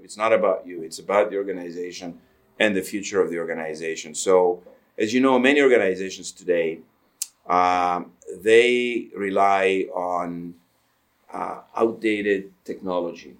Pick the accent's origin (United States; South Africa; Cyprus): Cyprus; now in Canada; I did come to Canada in the uh, the end of '74. Um, I was born in Cyprus